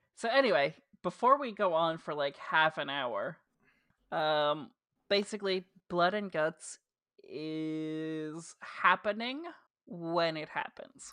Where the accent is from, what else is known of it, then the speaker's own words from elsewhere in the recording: New Jersey, United States; accent: Jersey; my dumb Jersey accent